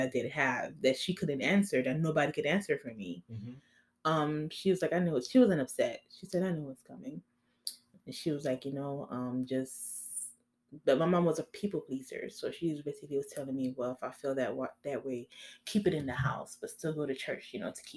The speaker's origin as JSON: {"language": "English", "country": "Haiti", "tie": "born or raised there", "moved": "yes", "said": "I'm Haitian. I was born in Haiti"}